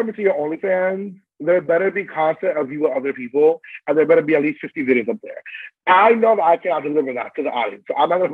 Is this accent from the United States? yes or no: yes; New York City, New York, United States; born and raised in the Bronx